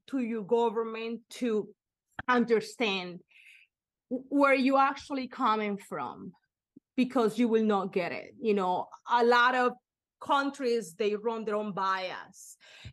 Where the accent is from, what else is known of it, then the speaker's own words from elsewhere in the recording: Cartagena, Bolívar, Colombia; now in United States; Where I'm from Cartagena, Colombia